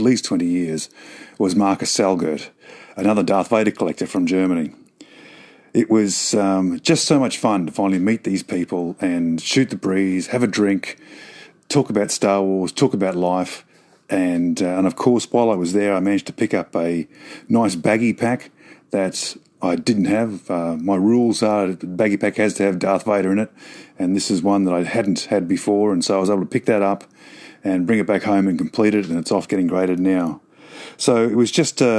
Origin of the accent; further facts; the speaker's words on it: Australia; Being Australian